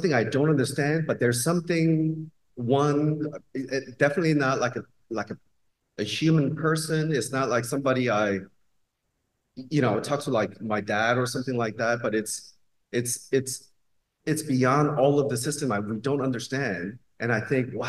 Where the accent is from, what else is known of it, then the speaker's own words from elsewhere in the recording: Louisiana, United States; I'm from Louisiana